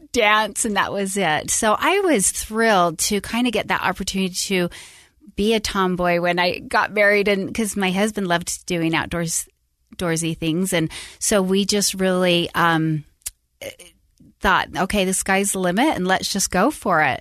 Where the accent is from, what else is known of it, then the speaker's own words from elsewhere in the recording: Salt Lake City, Utah, United States; moved away as an adult; also born or lived in Tucson, Arizona / Sacramento, California; I grew up in Utah, um, born and raised Salt Lake